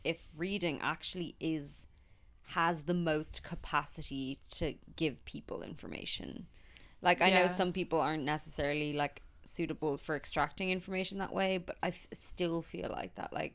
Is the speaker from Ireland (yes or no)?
yes; Ireland; I'm from Ireland